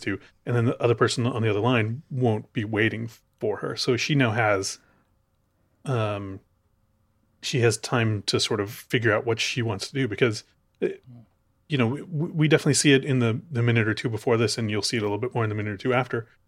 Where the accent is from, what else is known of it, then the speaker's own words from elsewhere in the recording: Chicago, Illinois, United States; moved away; I'm from Chicago.